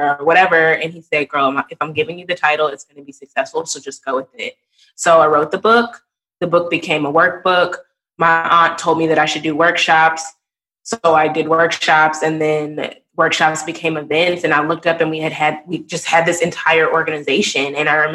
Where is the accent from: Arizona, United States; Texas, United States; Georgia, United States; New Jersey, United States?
Texas, United States; moved away as an adult; also born or lived in New Orleans; they saw that I was from Texas